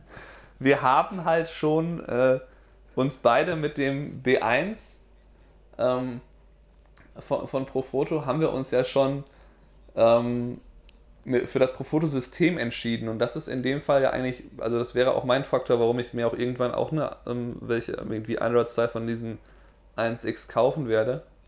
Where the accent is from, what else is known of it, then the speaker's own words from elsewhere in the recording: Germany; now in United States; bin ich als Deutscher in den USA